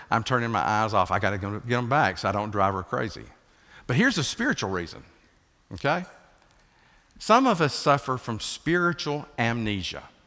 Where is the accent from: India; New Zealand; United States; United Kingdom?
United States; Ocoee River, Appalachian Mountains, Tennessee; moved away; God's country is the Appalachian Mountains, and I grew up right off the Okoye River